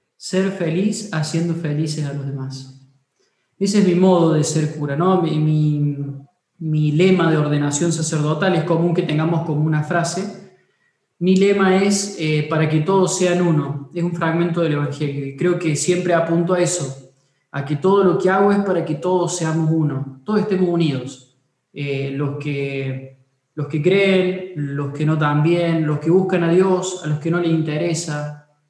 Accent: Córdoba, Argentina; soy cordobés

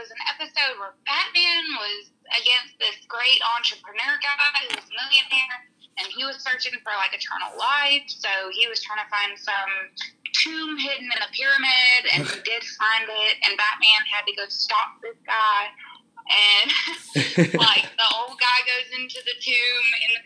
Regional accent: Columbia, South Carolina, United States; I'm from Columbia, South Carolina.

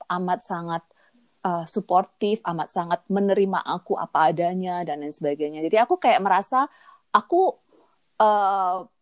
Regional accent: Kediri, East Java, Indonesia; accent: Javanese (medok); also born or lived in Surabaya; now in Canada; Dan aku dari Surabaya, aslinya Kediri. Makanya suara

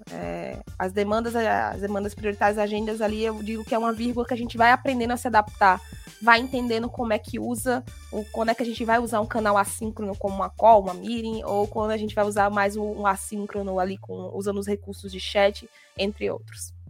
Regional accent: Natal, Rio Grande do Norte, Brazil; morando aqui na minha cidade natal

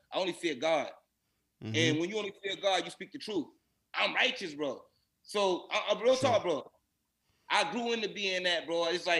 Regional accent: Boston, Massachusetts, United States; I'm from Roxbury, from Blue Hill.

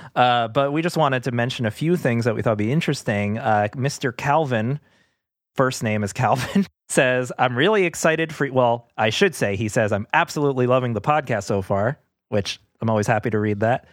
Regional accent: New York City, New York, United States; When we were growing up, so we're, we're from Queens

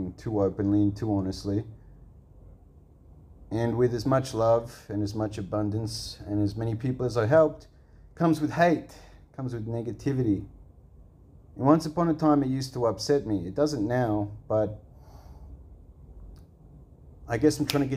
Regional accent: Australia; I'm from Australia.

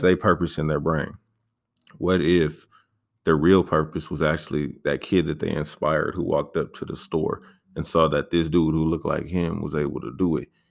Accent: San Diego, California, United States; I mainly grew up in uh, Paradise Hills, but then I moved over to Emerald Hills when I was like 12

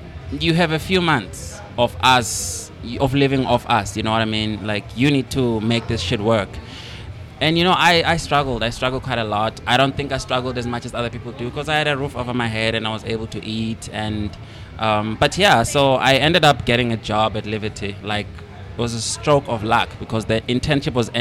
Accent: Eswatini; moved away as an adult; also born or lived in Cape Town, South Africa; now in South Africa; when I was like growing up in Swaziland, like, you know, I grew up in a rural area.

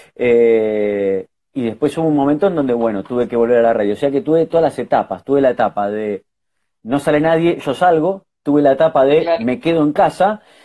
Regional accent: Lanús, Buenos Aires Province, Argentina; soy de Lanús, así que fui a la, eh, eh, a la media cuatro fui

